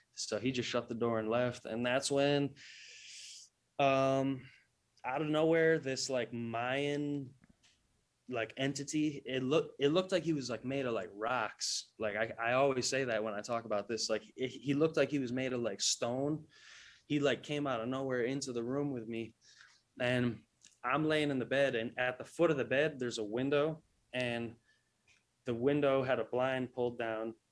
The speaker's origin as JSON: {"language": "English", "region": "New England", "country": "United States", "said": "I'm, I'm from New England"}